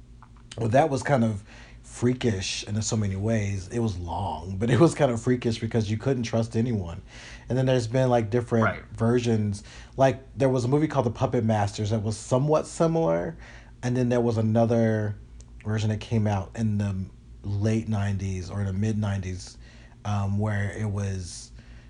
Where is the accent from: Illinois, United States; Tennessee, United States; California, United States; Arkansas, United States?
Illinois, United States; born there; my father was from Illinois, and so and I think I was born in Illinois.